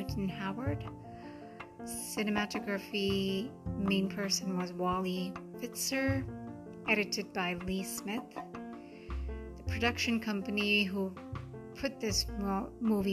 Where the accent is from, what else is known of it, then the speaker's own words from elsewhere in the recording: Mumbai, Maharashtra, India; first language Hindi; English is a second language; I'm from India, from Mumbai. Hindi is native to me.